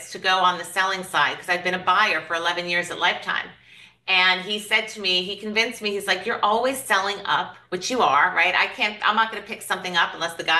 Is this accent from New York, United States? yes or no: yes; New York City, New York, United States; moved away as an adult; also born or lived in Los Angeles; I grew up in New York City